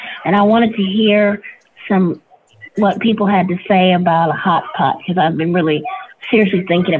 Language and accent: English; Waterloo, Iowa, United States; I'm from Iowa, Waterloo, a little town called Waterloo